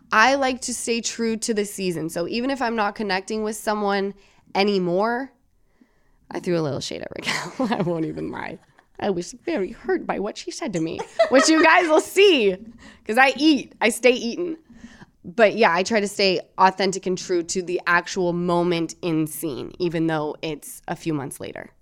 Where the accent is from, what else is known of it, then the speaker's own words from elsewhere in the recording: Salt Lake City, Utah, United States; moved away as an adult; I'm from Salt Lake City, Utah.